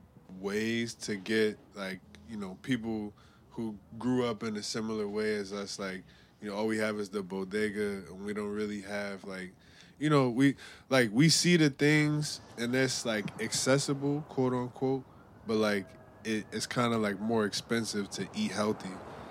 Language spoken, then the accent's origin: English; New York City, New York, United States; I'm from the Lower East Side